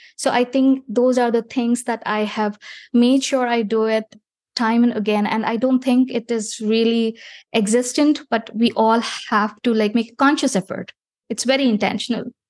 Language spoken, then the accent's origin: English; India; moved away as an adult; I was born in India